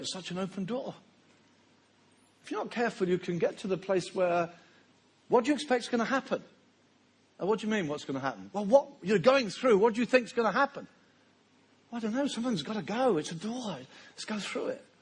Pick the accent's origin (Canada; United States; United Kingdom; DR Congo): United Kingdom; Brighton, South East England; my hometown of Brighton, where I was raised